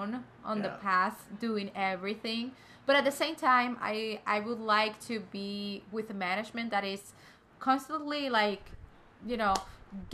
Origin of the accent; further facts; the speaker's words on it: Cuba; now in United States; I'm coming from Cuba, although I'm young